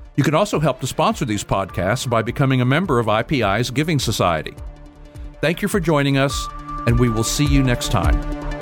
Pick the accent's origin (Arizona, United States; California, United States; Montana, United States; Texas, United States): Texas, United States; as a Texan